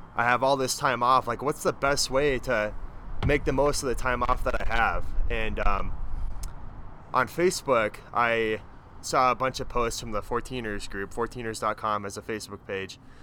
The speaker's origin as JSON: {"language": "English", "town": "Omaha", "region": "Nebraska", "country": "United States", "tie": "born or raised there", "moved": "as an adult", "lives_now": "Colorado, United States", "said": "I grew up in Omaha, Nebraska, so I'm a native."}